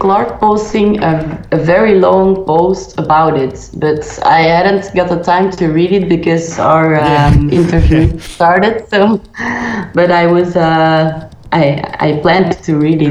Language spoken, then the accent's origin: English; Belgium; I am from Belgium